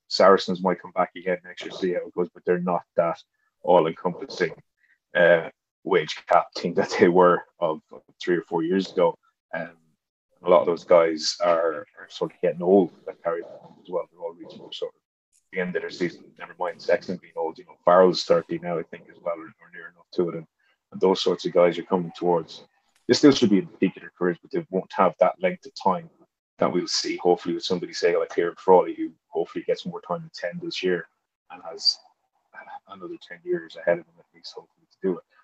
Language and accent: English; Ireland; being Irish